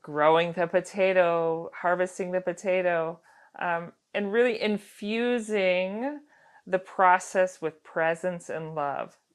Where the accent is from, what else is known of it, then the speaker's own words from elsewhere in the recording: Girdwood, Alaska, United States; growing up in Girdwood, I went to Little Bears, which is the little daycare center down there